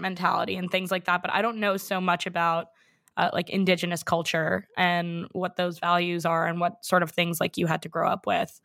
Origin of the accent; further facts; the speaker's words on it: New York City, New York, United States; I grew up in New York City